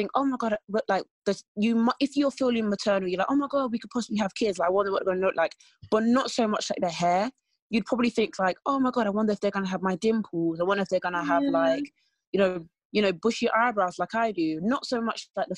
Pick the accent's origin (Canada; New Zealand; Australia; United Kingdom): United Kingdom; Essex, East of England; I'm from Essex.